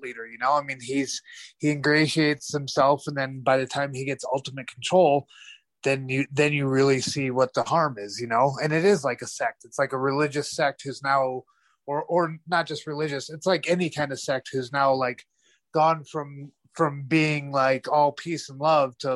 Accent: United States; as an American

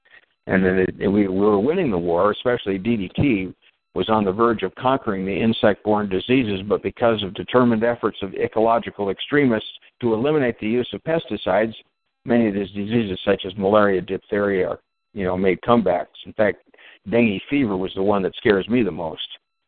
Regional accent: Minnesota, United States; And I'm from Minnesota, and I've always been an advocate for global warming.

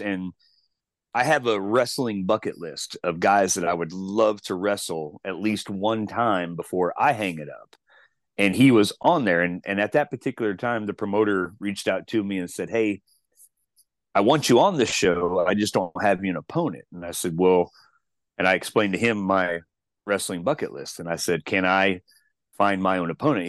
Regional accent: Chillicothe, Missouri, United States; also born or lived in Kansas City; my hometown of Chillicothe, Missouri

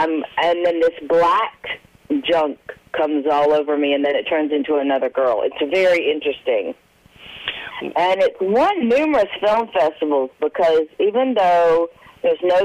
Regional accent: Nashville, Tennessee, United States; I'm from Nashville

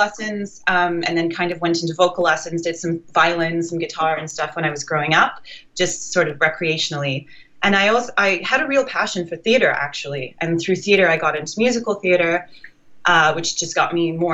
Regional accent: Alberta, Canada; moved away as an adult; also born or lived in Calgary / Edmonton; now in Toronto, Canada; I moved here about 5 years ago. I grew up in Alberta

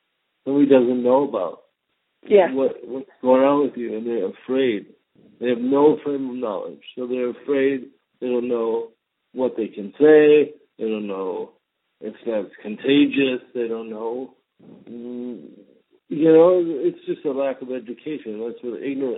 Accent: Minnesota, United States; I grew up in Minnesota, and all my neighbors were Vietnamese

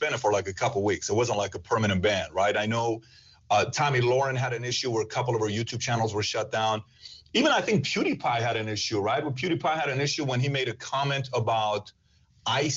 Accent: Iran; moved away; born and raised in Iran

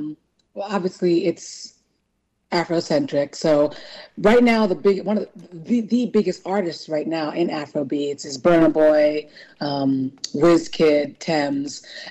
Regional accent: California, United States; born there; I'm Nigerian. I was born in California, but my parents are Nigerian.

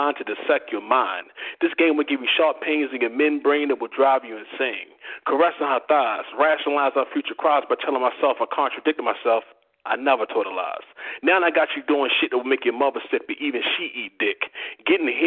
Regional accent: Baltimore, Maryland, United States; moved away as an adult; now in Georgia, United States; I'm actually originally from Baltimore, Maryland.

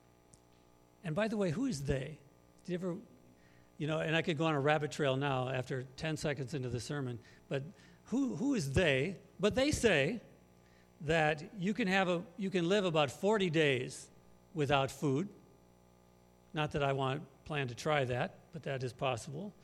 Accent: Muskegon, Michigan, United States; moved away as an adult; also born or lived in Africa; now in Northwest Indiana, United States; We're originally from Western Michigan, from Muskegon

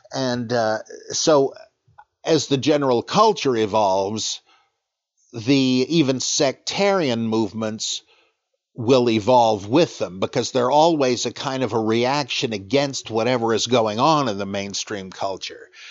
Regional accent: United States; I'm an American.

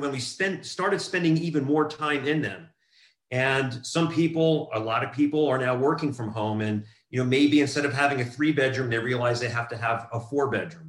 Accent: New Jersey, United States; moved away as an adult; also born or lived in Southern California; now in California, United States; I grew up in New Jersey, and I was there until I graduated high school and then migrated to Southern California

